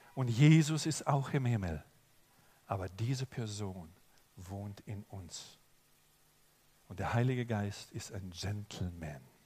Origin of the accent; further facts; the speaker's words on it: Germany; also born or lived in Oberbergisches Land, North Rhine-Westphalia; ich komme aus Deutschland und ich bin Pastor